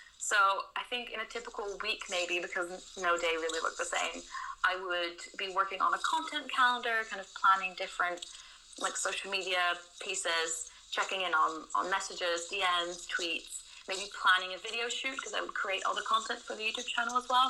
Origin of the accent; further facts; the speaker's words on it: Netherlands; moved away as an adult; now in London, United Kingdom; I'm originally from the Netherlands, but seven years ago I moved to London